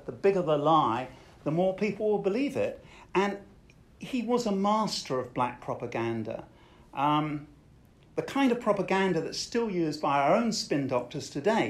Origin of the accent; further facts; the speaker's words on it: Colchester, East of England, United Kingdom; My hometown is Colchester, a military town